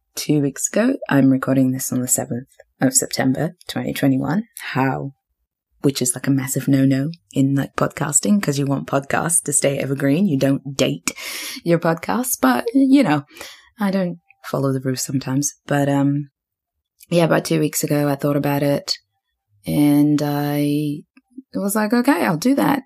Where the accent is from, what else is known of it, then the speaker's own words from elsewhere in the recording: New Zealand; moved away as an adult; also born or lived in Zimbabwe; now in Australia; I grew up in Zimbabwe and left, and we left Zimbabwe when I was 11, but I grew up in New Zealand, and now I live in Australia.